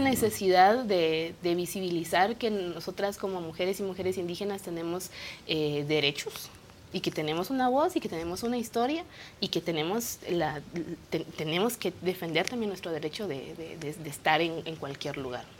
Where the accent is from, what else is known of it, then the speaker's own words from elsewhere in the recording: Comalapa, Chimaltenango, Guatemala; first language Kaqchikel; Spanish is a second language; yo crecí, mi pueblo se llama Comalapa